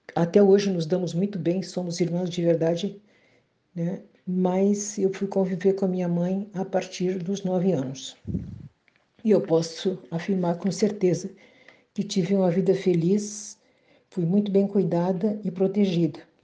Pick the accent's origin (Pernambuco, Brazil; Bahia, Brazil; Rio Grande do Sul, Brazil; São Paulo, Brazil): Rio Grande do Sul, Brazil; Bagé; sou da cidade de Bagé, no Rio Grande do Sul.